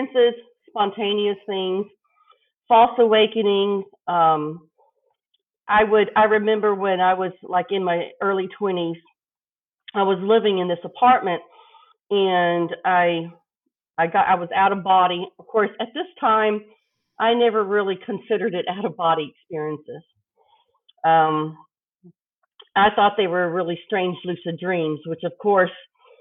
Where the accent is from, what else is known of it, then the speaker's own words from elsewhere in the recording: El Paso, Texas, United States; I grew up in Texas on the border of Mexico in El Paso.